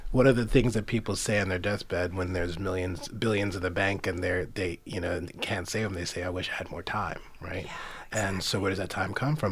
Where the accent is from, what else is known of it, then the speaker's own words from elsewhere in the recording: New York City, New York, United States; I grew up in Queens, sure. Flushing, Queens.